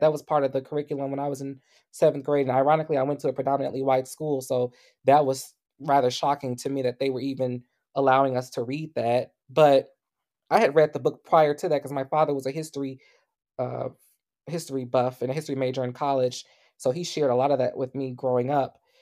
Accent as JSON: {"language": "English", "country": "United States", "said": "Black Americans, especially those of us who are descendants of enslaved people"}